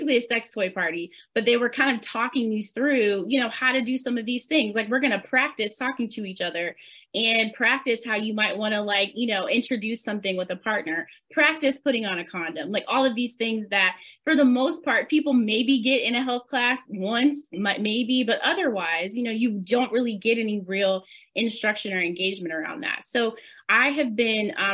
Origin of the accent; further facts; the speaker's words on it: the South, United States; as children growing up in the South, we spend a lot of time at church.